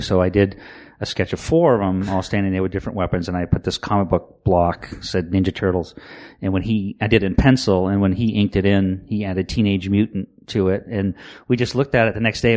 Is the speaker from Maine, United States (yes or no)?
yes; Maine, United States; born and raised in Maine